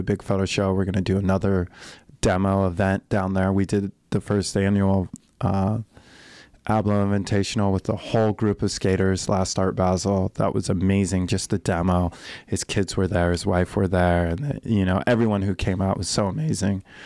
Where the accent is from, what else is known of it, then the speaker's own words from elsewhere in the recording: Colorado, United States; I'm from Colorado